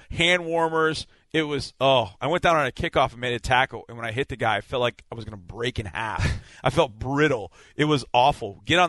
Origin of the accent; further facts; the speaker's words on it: Texas, United States; I'm from Texas.